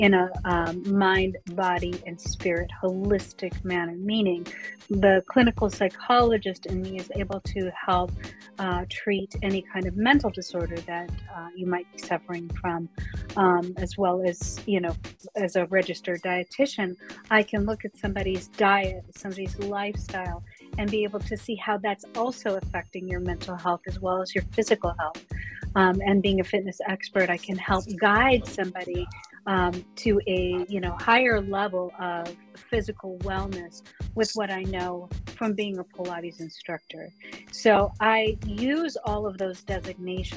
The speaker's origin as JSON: {"language": "English", "region": "Colorado", "country": "United States", "said": "I come from Colorado"}